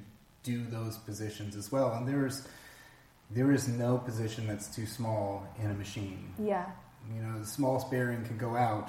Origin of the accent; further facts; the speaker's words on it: Palm Springs, California, United States; I grew up in Palm Springs, which was by rights a tourist destination